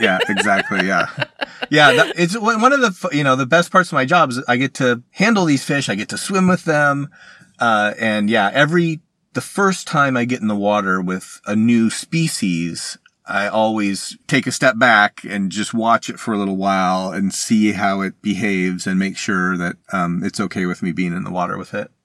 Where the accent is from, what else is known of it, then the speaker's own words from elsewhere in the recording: Arizona, United States; I am from Arizona, and you might not think, you know, I, I, I've ended up spending my career studying the world's largest freshwater fish, but I grew up in Arizona